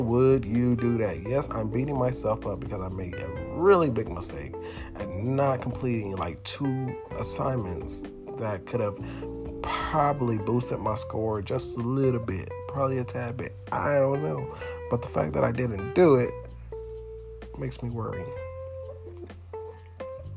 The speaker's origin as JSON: {"language": "English", "town": "Houston", "region": "Texas", "country": "United States", "said": "I'm from Third Ward"}